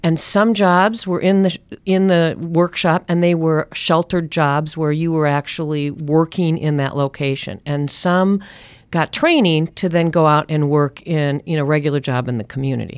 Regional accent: Minneapolis, Minnesota, United States; moved away as an adult; also born or lived in Oregon; I grew up in Minneapolis

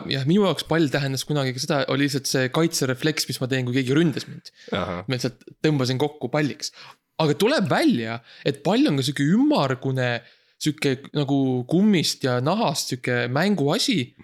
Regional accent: Estonia; me oleme vabad eestlased

